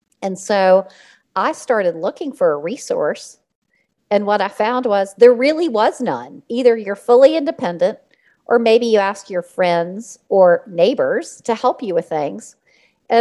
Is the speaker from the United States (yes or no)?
yes; Richmond, Virginia, United States; I was born and raised in Richmond, Virginia